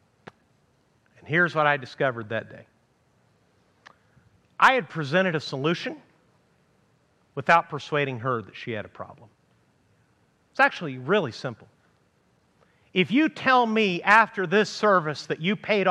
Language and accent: English; Amarillo, Texas, United States; moved away; my hometown of Amarillo, Texas